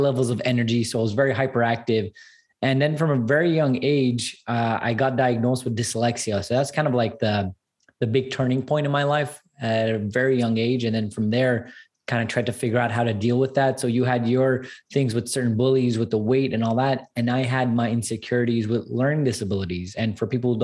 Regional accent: Montreal, Quebec, Canada; I'm 100% Armenian as well, born and raised in Canada

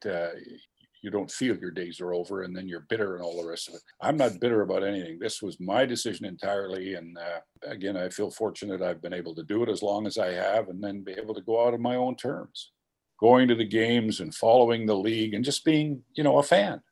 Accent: Regina, Saskatchewan, Canada; moved away as an adult; now in Winnipeg, Canada; I grew up in Regina

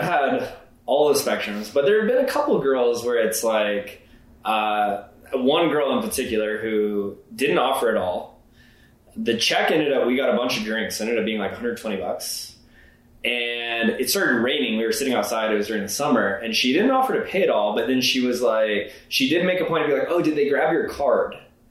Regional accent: the South, United States; now in Denver, United States; I grew up like in the South

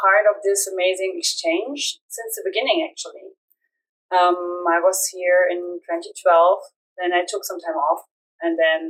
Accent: Germany; I'm from Germany.

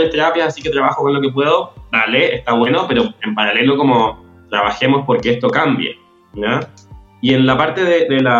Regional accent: Chile; personal en Chile y en mi trabajo han pesado más que mi condición de, homosexual. Pero tengo clarísimo que en mi país y en mi institución esto no es la realidad de la mayoría de la gente

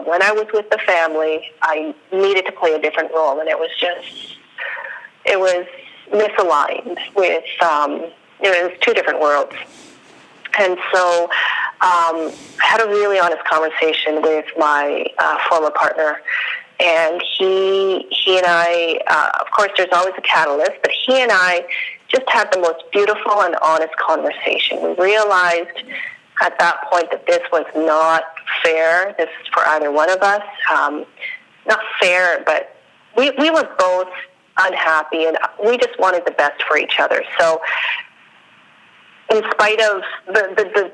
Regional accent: Calgary, Alberta, Canada; first language Spanish; English is a second language; also born or lived in Central America; I was born in Central America. I was raised in Canada

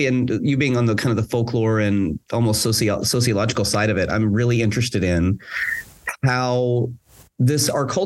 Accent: near Dead Woman's Crossing, Oklahoma, United States; I grew up on the block with Dead Woman's Crossing

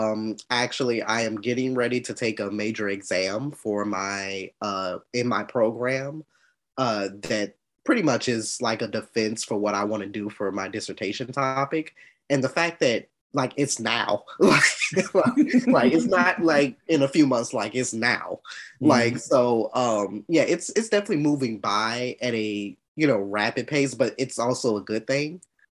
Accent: Atlanta, Georgia, United States; I'm 28 from Atlanta, Georgia.

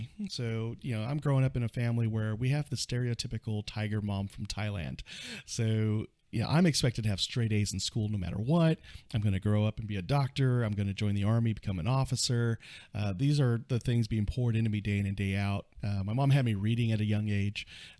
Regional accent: Fort Sill, Oklahoma, United States; born there; a couple years later, I was born in Fort Sill, Oklahoma. I grew up an Army brat.

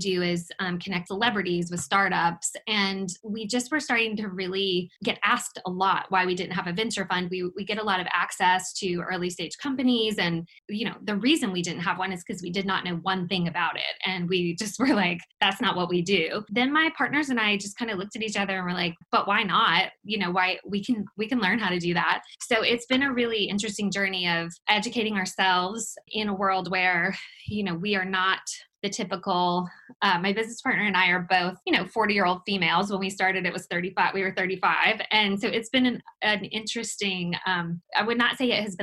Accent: Oak Ridge, North Carolina, United States; also born or lived in Los Angeles; I grew up in Oak Ridge back when, Jonathan, sort of like you said, when that was like the country

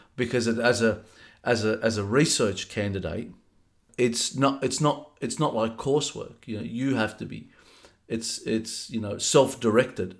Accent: Sydney, New South Wales, Australia; I was born in 1977 in uh, Fairfield, the old Fairfield Hospital

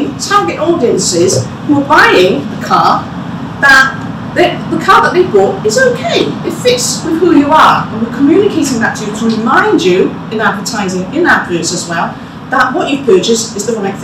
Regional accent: Cardiff, Wales, United Kingdom; moved away; I was born in Mainsey Road, which is just a stone's throw away from here, in a house, which I won't tell you the numbers, saving the tourist trail. And it's, as a Welsh-born Chinese growing up in the 1970s and 80s

